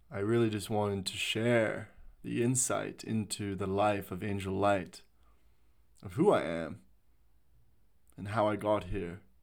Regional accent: Canada; moved away as an adult; also born or lived in Sydney, Australia; now in Australia; I was born and raised in Canada. I, uh, moved to Sydney, Australia

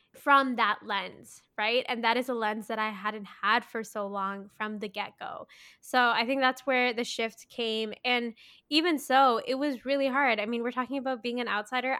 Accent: Mississauga, Ontario, Canada; I grew up in Mississauga

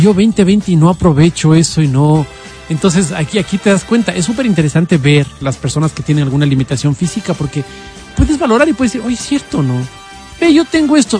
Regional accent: Quito, Pichincha, Ecuador

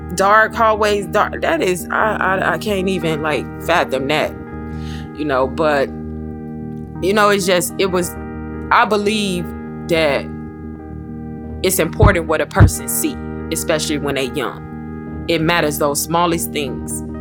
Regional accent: Chicago, Illinois, United States; I'm from the Hornets, from the projects West Side.

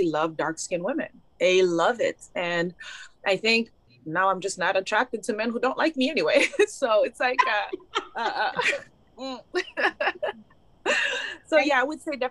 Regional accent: Haiti; moved away; also born or lived in Montreal, Canada; Growing up in Haiti

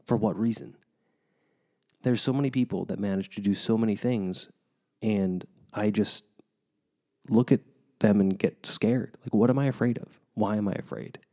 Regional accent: United States; as an American

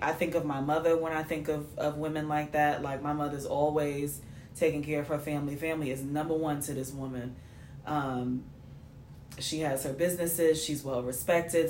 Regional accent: New York City, New York, United States; I'm from New York, babe.

